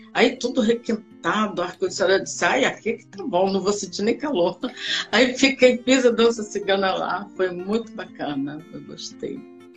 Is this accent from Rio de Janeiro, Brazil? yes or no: yes; Rio de Janeiro, Brazil; also born or lived in Porto Alegre, Rio Grande do Sul; na realidade eu nasci em Rio Grande do Sul, Porto Alegre. Mas só que eu vim para cá, eu devia ter uns oito meses de idade Aí fui, fiquei aqui no Rio de Janeiro, já sou carioca